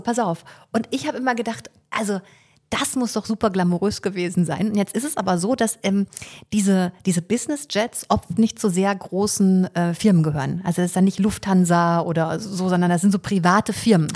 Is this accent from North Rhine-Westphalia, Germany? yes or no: no; Fulda, Hesse, Germany; now in Leipzig, Germany; Ich bin ja in Fulda geboren